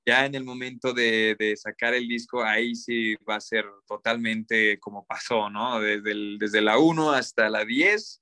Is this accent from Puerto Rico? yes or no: no; Cuernavaca, Morelos, Mexico; moved away as an adult; now in Mexico City, Mexico; nosotros somos de Cuernavaca, Morelos